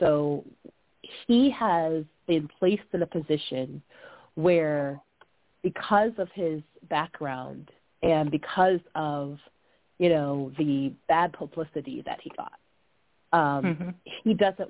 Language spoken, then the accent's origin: English; Pittsburgh, Pennsylvania, United States; from Pittsburgh, Pennsylvania, and Cleveland, they are our arch rivals when it comes to football specifically.